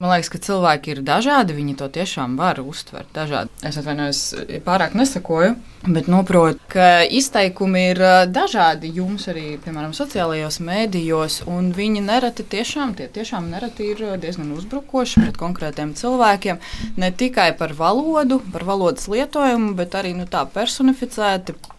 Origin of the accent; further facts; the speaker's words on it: Valmiera, Valmiera Municipality, Latvia; Latvian is a second language; Es dzīvoju Valmjerā